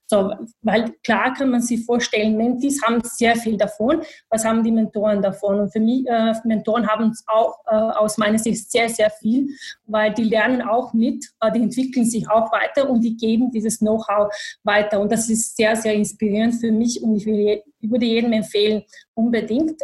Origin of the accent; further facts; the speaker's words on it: Bosnia & Herzegovina; German is a second language; moved away as an adult; also born or lived in Sarajevo; now in Vienna, Austria; ich komme aus Bosnien, aus Bosnien-Herzegowina. Ich bin in Bosnien geboren, äh, aufgewachsen.